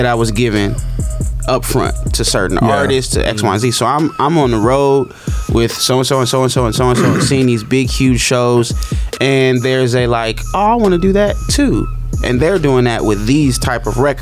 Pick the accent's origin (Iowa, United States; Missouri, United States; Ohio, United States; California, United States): Ohio, United States; Akron; I'm from Akron, grew up with LeBron